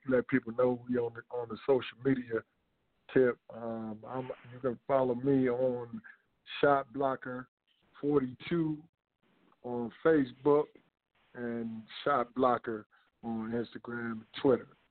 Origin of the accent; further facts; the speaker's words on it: Demopolis, Alabama, United States; moved away; the community center that I that I created along with the city in my hometown in Demopolis